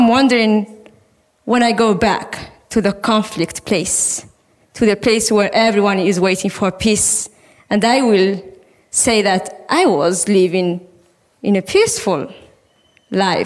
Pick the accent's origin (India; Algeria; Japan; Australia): Algeria; Sahrawi refugee camps in Algeria, Tindouf; moved away as an adult; also born or lived in Western Sahara; now in Norway; I was born in the Sahrawi refugee camps in Algeria. I grew up in the refugee camps